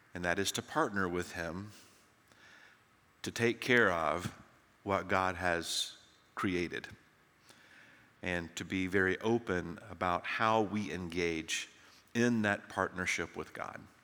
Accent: Tennessee, United States; now in Texas, United States; When I grew up in Tennessee

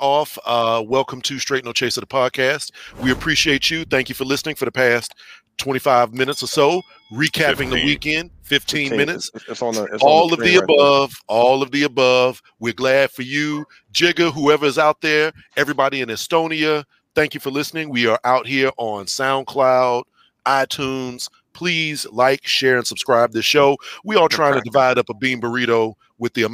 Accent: East Texas, United States; I'm from East Texas and most of my family is from that area or my mother's side of the family.

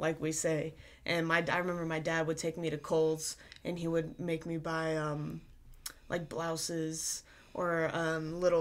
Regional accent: the South, United States; growing up in the South, just the way that things are down here

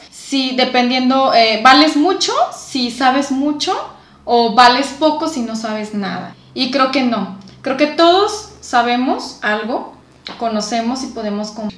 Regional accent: Mexico; Nosotros como mexicanos

